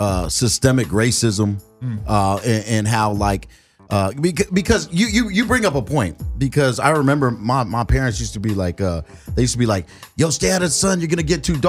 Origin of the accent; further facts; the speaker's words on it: Guam; I'm from Guam.